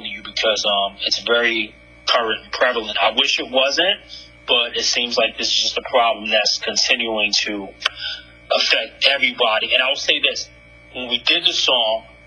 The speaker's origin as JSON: {"language": "English", "town": "New York City", "region": "New York", "country": "United States", "tie": "born or raised there", "also_born_or_lived": "Manhattan, New York", "said": "I'm a true New Yorker. I'm born in Brooklyn, New York, and I currently live in Manhattan, a.k.a. NYC"}